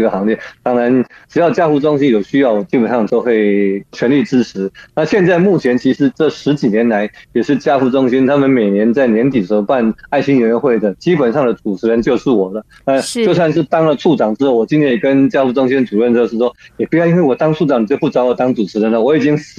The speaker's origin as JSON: {"language": "Chinese", "town": "Guningtou", "region": "Kinmen County", "country": "Taiwan", "tie": "born or raised there", "said": "那是在我的老家古宁头。"}